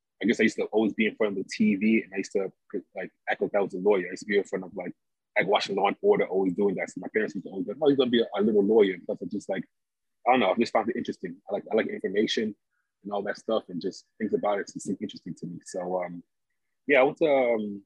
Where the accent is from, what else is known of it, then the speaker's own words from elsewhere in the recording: New York City, New York, United States; also born or lived in Montreal / Houston; I'm originally from Brooklyn